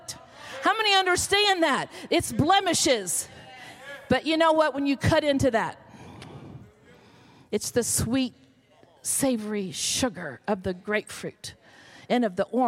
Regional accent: Florida, United States; moved away; I'm from Florida

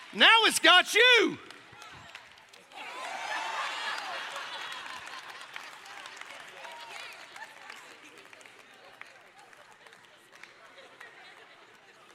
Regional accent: North Carolina, United States; now in Mississippi, United States; I was born in North Carolina

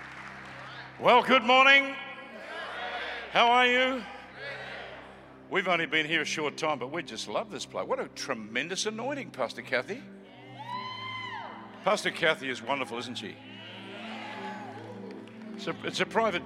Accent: Australia; also born or lived in Melbourne; We're from Australia

